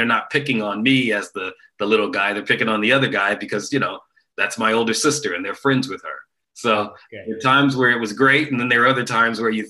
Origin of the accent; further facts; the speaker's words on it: Dayton, Ohio, United States; born and raised in Dayton, Ohio